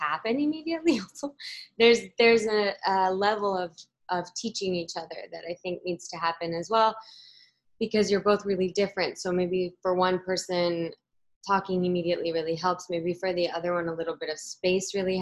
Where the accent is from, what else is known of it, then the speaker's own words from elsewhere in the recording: Ecuador; I was born in Ecuador, but my mom's Peruvian